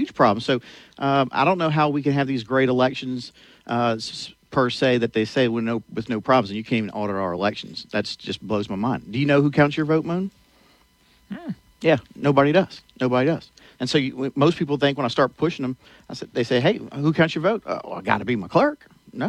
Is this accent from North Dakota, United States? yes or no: no; Gonzales, Louisiana, United States; born and raised in Gonzales, Louisiana